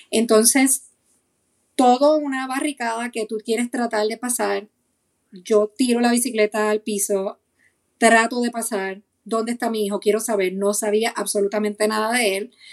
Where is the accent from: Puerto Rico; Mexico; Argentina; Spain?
Puerto Rico; moved away; Cuando nosotros nos mudamos de Puerto Rico para acá, hace siete años, escapando de la criminalidad y escapando de muchas cosas